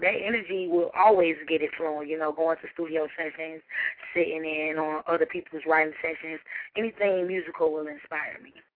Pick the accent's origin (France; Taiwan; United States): United States; Decatur, Georgia; I'm from Decatur, Georgia.